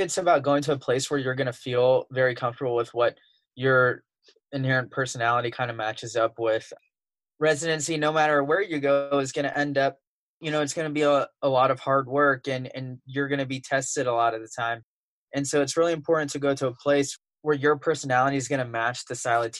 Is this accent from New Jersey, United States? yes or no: no; Texas, United States; moved away as an adult; now in Madison, United States; I'm from Texas